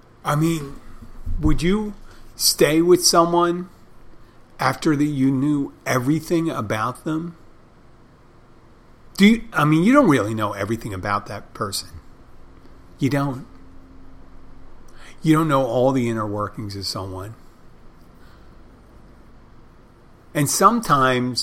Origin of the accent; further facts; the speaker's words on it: Philadelphia, Pennsylvania, United States; now in Miami, United States; I'm originally from Philadelphia